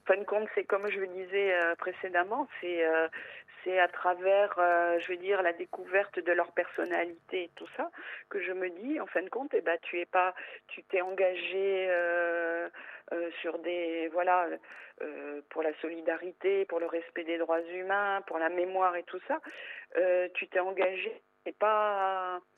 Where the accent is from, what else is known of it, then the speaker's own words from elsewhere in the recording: northern France, France; now in Corsica, France; je suis originaire du nord de la France. Je suis arrivée en Corse il y a euh, il y a 33 ans maintenant.